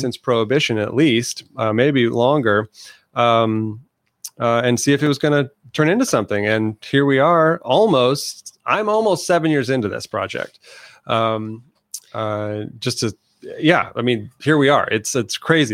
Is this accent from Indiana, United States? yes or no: yes; northern Indiana, United States; moved away as an adult; now in Santa Ana, United States; I'm a transplant from Indiana, um, northern Indiana